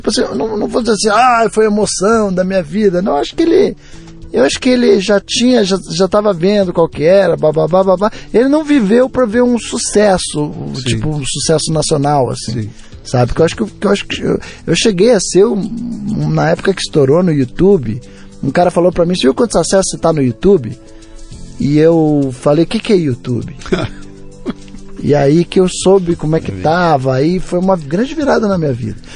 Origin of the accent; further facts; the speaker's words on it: Curitiba, Paraná, Brazil; pô, Rafinha, mas eu vim de Curitiba